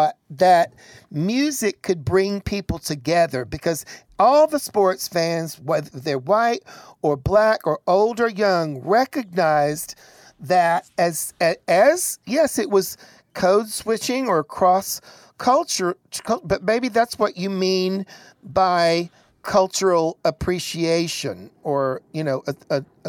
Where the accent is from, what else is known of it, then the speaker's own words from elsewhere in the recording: Chattanooga, Tennessee, United States; Growing up in Chattanooga, Tennessee